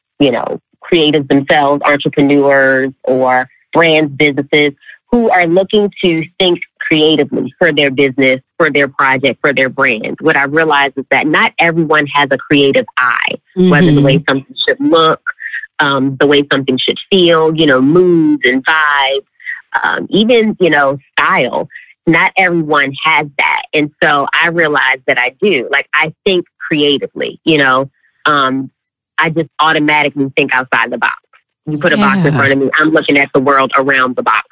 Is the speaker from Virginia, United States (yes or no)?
no; Baltimore, Maryland, United States; moved away as an adult; also born or lived in Charlotte, North Carolina; born and raised in the Charm City